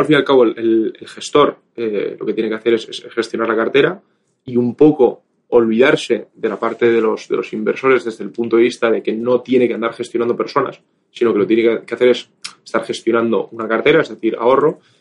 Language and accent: Spanish; Bilbao, Basque Country, Spain; moved away; also born or lived in Madrid; originalmente soy de Bilbao